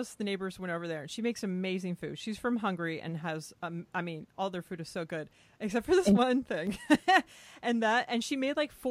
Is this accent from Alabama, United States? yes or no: no; Texas, United States; also born or lived in California; in first grade, I moved from California to Texas